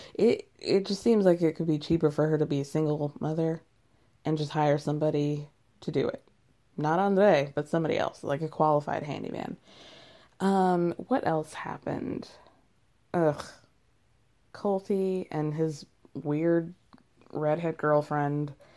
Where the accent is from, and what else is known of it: United States